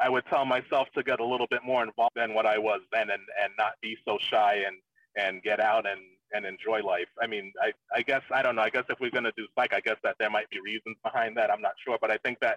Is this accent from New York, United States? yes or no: yes; New York City, New York, United States; moved away; I grew up in the Bronx, probably not the worst part of the Bronx, but not a great part of the Bronx either